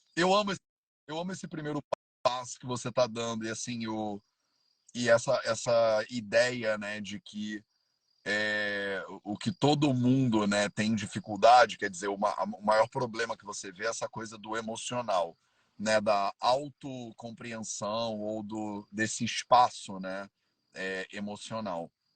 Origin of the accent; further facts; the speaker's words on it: Rio de Janeiro, Brazil; now in Paraty, Brazil; Eu sou carioca, vivia quase a vida inteira no Rio de Janeiro.